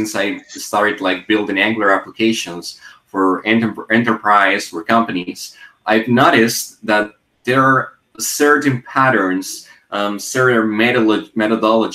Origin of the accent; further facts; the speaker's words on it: Colombia; also born or lived in Medellin, Colombia; I am from Colombia and I live in Medellin